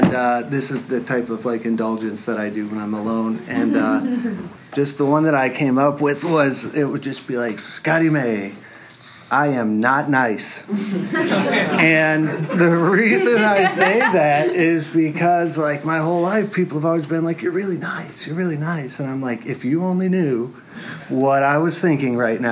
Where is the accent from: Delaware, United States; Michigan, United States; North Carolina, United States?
Michigan, United States; Detroit area; I was born in Detroit, and I grew up in a little community outside of there